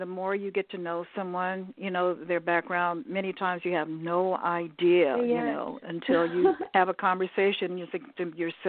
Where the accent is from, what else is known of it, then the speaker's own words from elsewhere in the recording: United States; Yeah, I'm pure American. A little bit of this, a little bit of that.